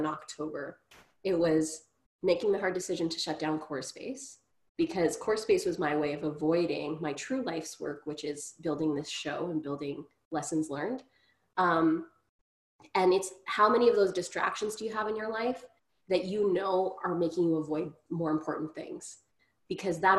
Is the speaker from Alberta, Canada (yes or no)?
yes; Grande Prairie, Alberta, Canada; now in Ottawa, Canada; growing up in Grand Prairie